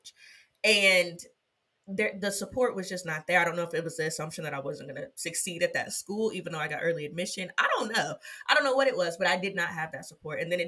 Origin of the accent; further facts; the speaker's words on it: Ohio, United States; moved away as an adult; now in Florida, United States; I'm from Ohio